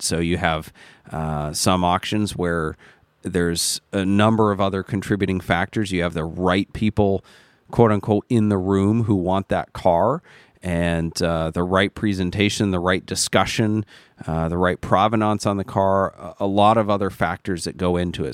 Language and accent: English; United States; I am an American too.